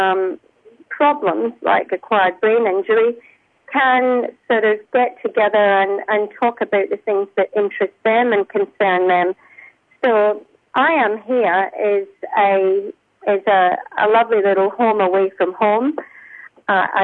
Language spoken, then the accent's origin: English; Scotland, United Kingdom; moved away as an adult; now in Australia; I'm Scottish. I've lived in Australia for almost 32 years.